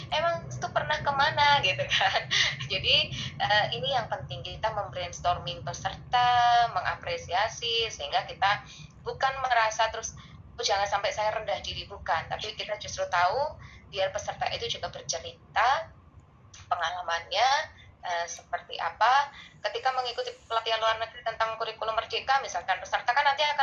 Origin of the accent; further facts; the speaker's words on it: East Java, Indonesia; Misalnya kayak saya orang Jawa Timur tuh, ya udah kita ngomongnya nggak usah bahasa Indonesia.